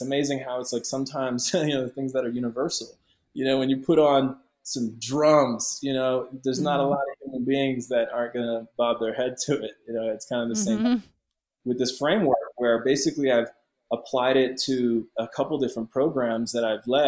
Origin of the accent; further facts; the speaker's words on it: Ottawa, Ontario, Canada; moved away; my hometown in Canada, Ottawa